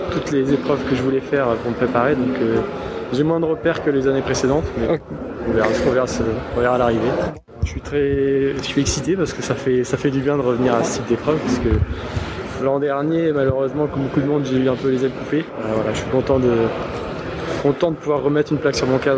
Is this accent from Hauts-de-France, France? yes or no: yes; Lille, Hauts-de-France, France; euh, je viens de Lille